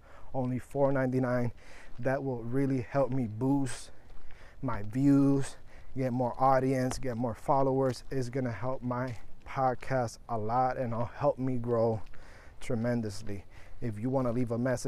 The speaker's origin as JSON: {"language": "English", "country": "Puerto Rico", "moved": "yes", "lives_now": "Florida, United States", "said": "I'm from Puerto Rico, but I'm in Florida."}